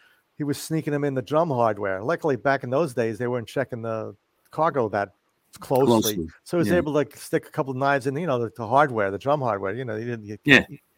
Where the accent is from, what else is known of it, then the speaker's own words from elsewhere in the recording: New York City, New York, United States; I grew up in Forest Hills